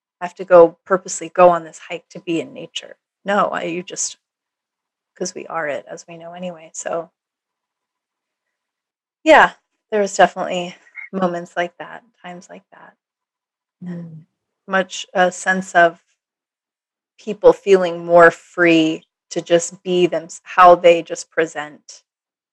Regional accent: Minnesota, United States; also born or lived in Austin, Texas / Hawaii; now in Los Angeles, United States; growing up in Minnesota, you know, living in Minnesota

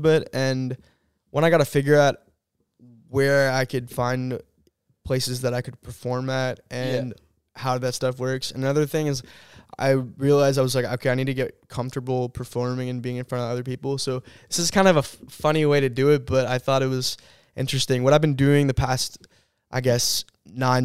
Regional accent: San Antonio, Texas, United States; moved away as an adult; now in Auburn, United States; I'm from San Antonio, Texas, or that area. I always say San Antonio.

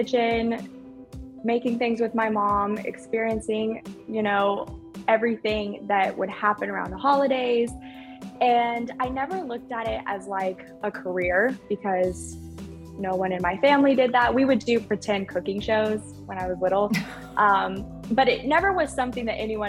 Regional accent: Oklahoma, United States; I grew up in Oklahoma

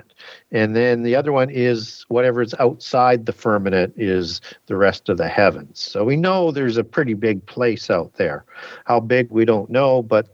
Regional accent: Canada; I'm from Canada.

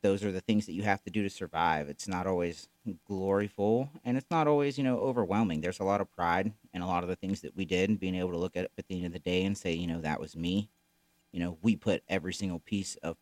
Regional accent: Florida, United States; moved away as an adult; now in Missouri, United States; we were both born and raised in Florida. Never really lived anywhere else

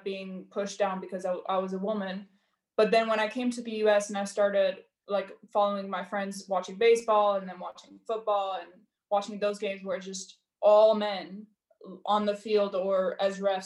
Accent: Georgia; moved away; I am from Georgia

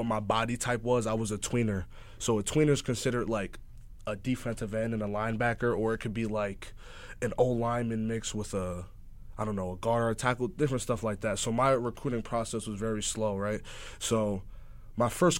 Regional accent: Montclair, New Jersey, United States; I'm from Montclair, New Jersey. I'm from Jersey

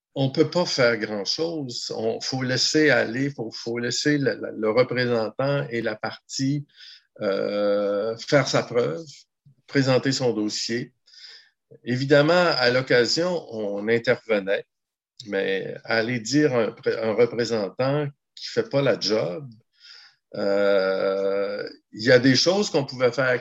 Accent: Gaspésie, Quebec, Canada; also born or lived in Ottawa; moi, je suis originaire de la Gaspésie

